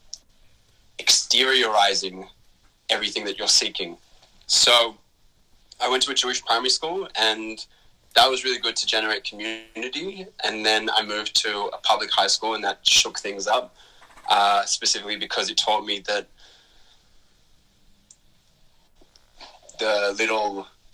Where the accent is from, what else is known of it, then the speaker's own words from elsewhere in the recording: Melbourne, Victoria, Australia; I grew up in Melbourne to Israeli migrants